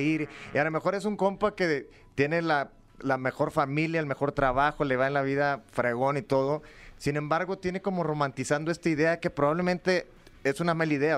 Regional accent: Matamoros, Tamaulipas, Mexico; moved away; also born or lived in Monterrey; de, donde soy yo, de, de Matamoros, viví en Monterrey también

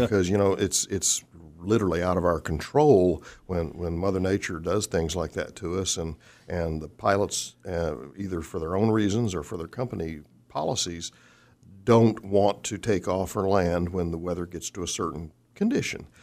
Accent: Fort Worth, Texas, United States; also born or lived in Orlando Sanford / Salt Lake City / Midland, Texas / Waukegan, Illinois; now in Wichita, United States; born and raised in Fort Worth

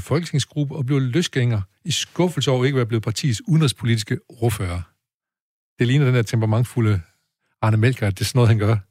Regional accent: Aarhus, Central Denmark Region, Denmark; da jeg voksede op i Aarhus

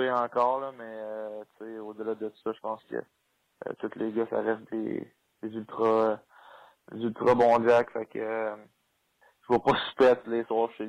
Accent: Montreal, Quebec, Canada; il sait que je viens de Montréal

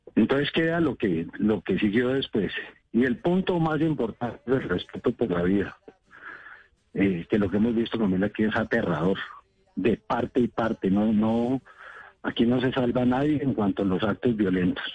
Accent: Cauca, Colombia; Yo nací en el Cauca, he tratado con los indígenas toda la vida

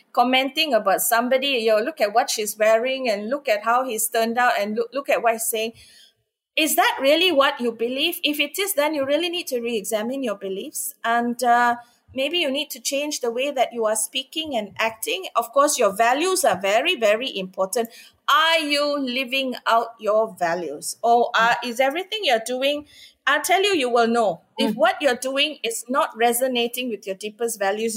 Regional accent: India; I'm Indian

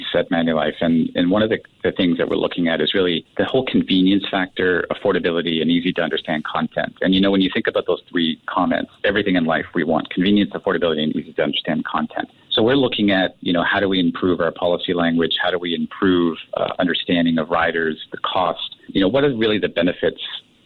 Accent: Canada; now in Singapore; I'm from Canada

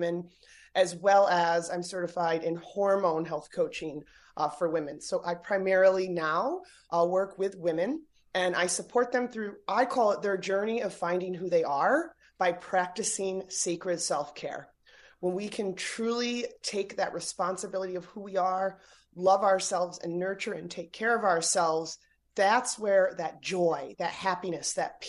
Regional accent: Great Bend, Pennsylvania, United States; moved away as an adult; I grew up in a little town called Great Bend, Pennsylvania, and then right on the border of New York

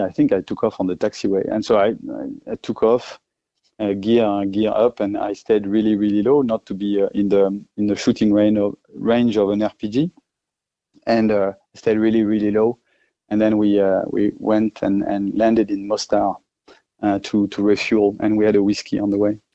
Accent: France; accent: French; English is a second language; moved away as an adult; now in Australia; obviously I'm French uh, with my accent, but I'm Australian as well.

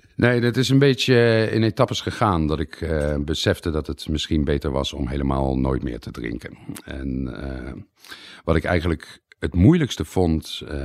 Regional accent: Netherlands; moved away as an adult; also born or lived in Leiden, Netherlands; now in Italy

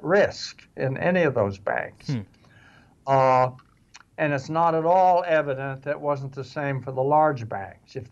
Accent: Wichita, Kansas, United States; I grew up in Wichita.

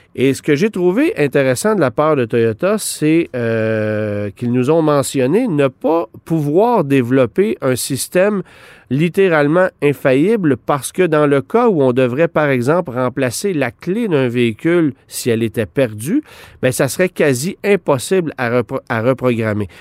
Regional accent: Quebec, Canada; chez nous, au Québec

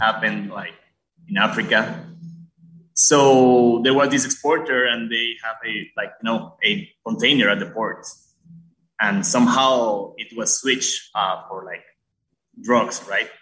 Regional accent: Costa Rica; now in Guatemala; I'm from Costa Rica, actually.

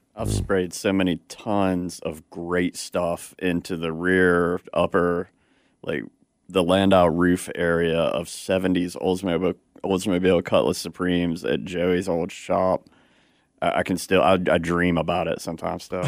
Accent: Detroit, Michigan, United States; I'm from Detroit

